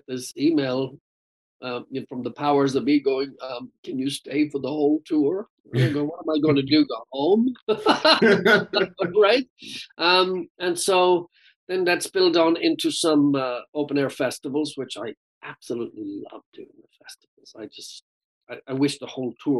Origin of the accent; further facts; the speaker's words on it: Ireland; accent: Irish; my Irish accent